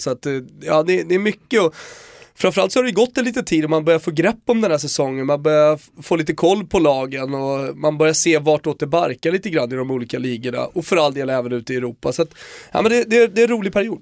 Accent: Rönninge, Stockholm County, Sweden; jag är från Rönninge, ligger ganska nära Gröninge.

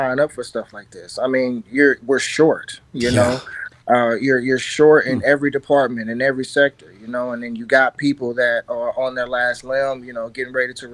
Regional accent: St. Louis, Missouri, United States; I'm from South City

